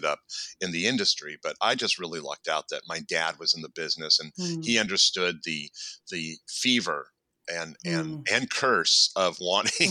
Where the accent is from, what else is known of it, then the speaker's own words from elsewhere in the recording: Los Angeles, California, United States; I grew up here in Los Angeles in the San Fernando Valley. I'm an original 818er